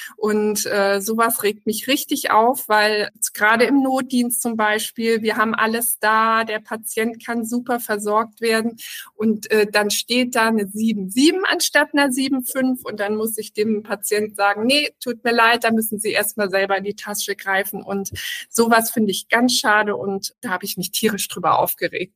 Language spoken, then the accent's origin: German; Germany; also born or lived in Hamburg; bei uns in Deutschland